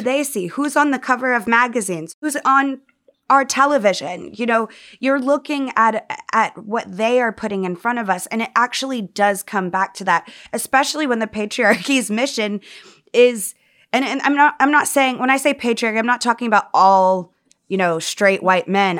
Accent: the South, United States; growing up in the South

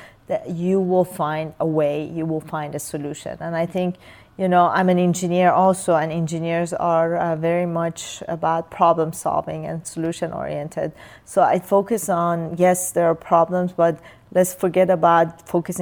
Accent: Iran; English is a second language; now in United States; as a young child in Iran

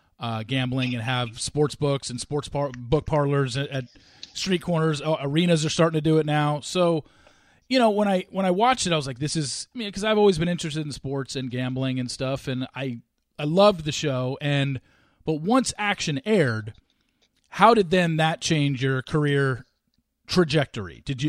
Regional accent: Southern California, United States; me growing up in Southern California and going to college in Southern California

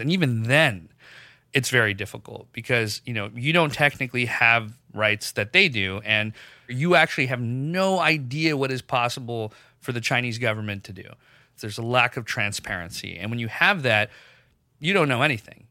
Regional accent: Pakistan; moved away; I grew up in Pakistan

